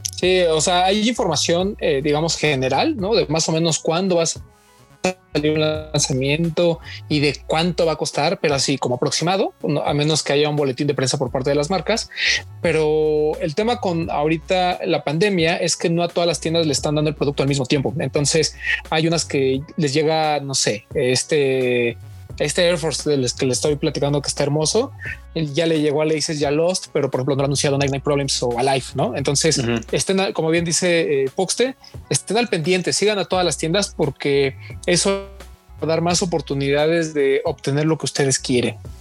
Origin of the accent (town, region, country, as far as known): Mexico